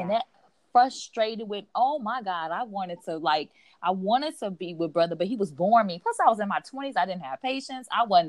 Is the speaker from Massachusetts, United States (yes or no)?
no; Chicago, Illinois, United States; And I'm from Chicago, and they have a huge Irish community there.